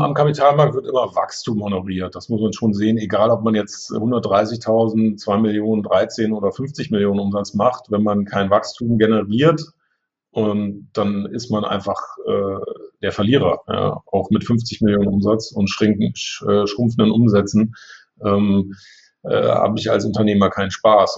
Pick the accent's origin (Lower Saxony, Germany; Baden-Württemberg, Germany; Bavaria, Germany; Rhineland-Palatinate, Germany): Lower Saxony, Germany; Braunschweig; moved away as an adult; also born or lived in St. Gallen, Switzerland; ich wollte auch weg von zu Hause. Ich wollte jetzt nicht in Braunschweig bleiben